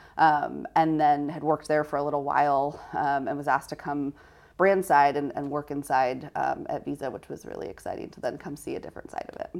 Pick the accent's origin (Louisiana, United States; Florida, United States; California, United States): California, United States; Sacramento; I grew up in Sacramento